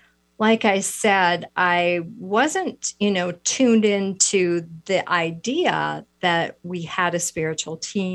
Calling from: Wisconsin, United States; I am in the Midwest. I'm in Wisconsin, so we're a couple hours later.

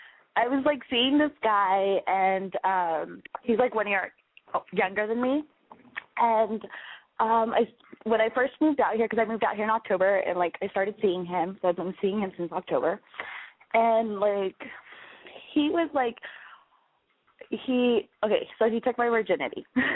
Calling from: San Francisco, California, United States; I am calling from San Francisco.

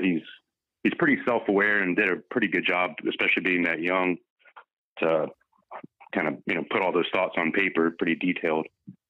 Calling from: Minnesota, United States

